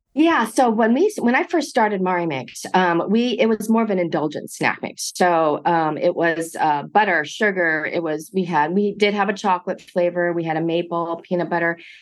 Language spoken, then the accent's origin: English; Monterey Park, California, United States; I grew up in Monterey Park, uh, first generation college to attend USC